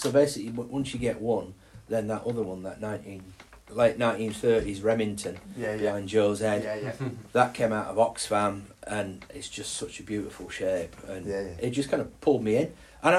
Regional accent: Carlton, Yorkshire and the Humber, United Kingdom; accent: Yorkshire; also born or lived in Essex; I'm actually an Essex boy, but lived in Yorkshire since I was, my parents moved up here when I was 4. And I grew up in Carlton, which is a little village outside of Skipton. And I used to have a 4-year-old Essex accent.

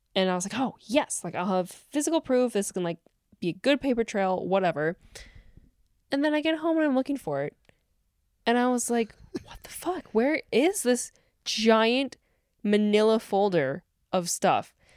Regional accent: West Bend, Wisconsin, United States; that dealership in West Bend now, my hometown.

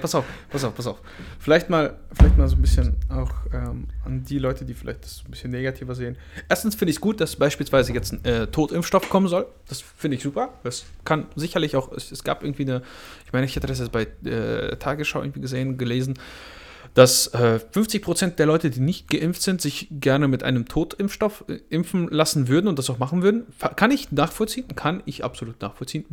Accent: Belarus; now in Germany; bin ich ja ursprünglich aus Weißrussland

